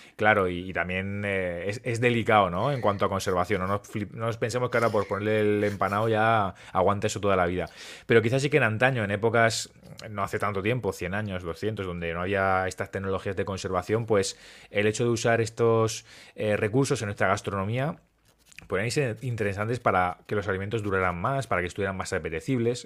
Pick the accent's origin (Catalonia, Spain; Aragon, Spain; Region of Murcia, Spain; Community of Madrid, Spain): Region of Murcia, Spain; Murcia; Yo soy de Murcia